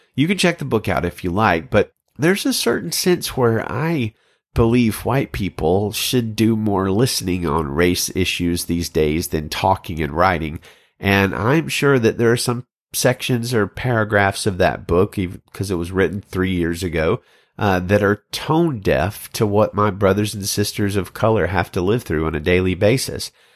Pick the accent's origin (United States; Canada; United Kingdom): United States; Birmingham, Alabama; I'm a child of the South, growing up in Birmingham, Alabama in the seventies and eighties